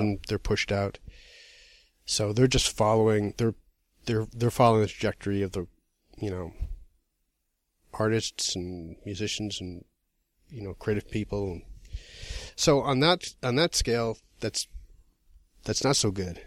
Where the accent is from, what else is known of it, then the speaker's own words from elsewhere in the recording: Massachusetts, United States; now in New York, United States; I'm from Massachusetts